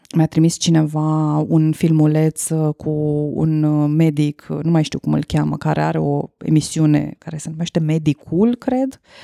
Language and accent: Romanian; Romania; noi, ca români